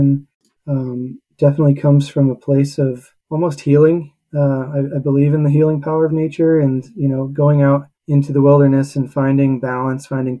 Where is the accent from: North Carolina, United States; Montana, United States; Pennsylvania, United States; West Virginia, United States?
Pennsylvania, United States; Pittsburgh; moved away as an adult; also born or lived in Utah; I grew up in Pittsburgh, Pennsylvania.